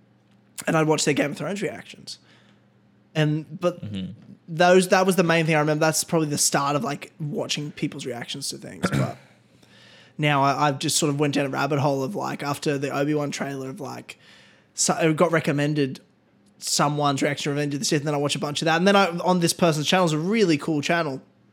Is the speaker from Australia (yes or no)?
yes; Australia; but we're Australian, so it's not a big deal.